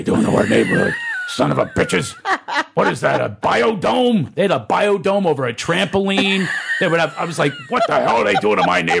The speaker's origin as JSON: {"language": "English", "town": "Philadelphia", "region": "Pennsylvania", "country": "United States", "tie": "born or raised there", "said": "I was raised in Philadelphia by a single parent."}